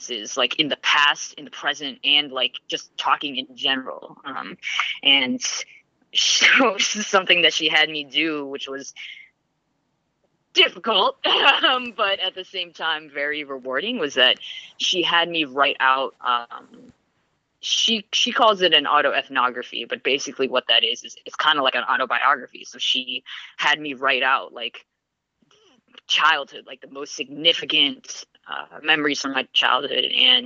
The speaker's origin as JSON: {"language": "English", "region": "New England", "country": "United States", "tie": "born or raised there", "said": "I grew up here in New England"}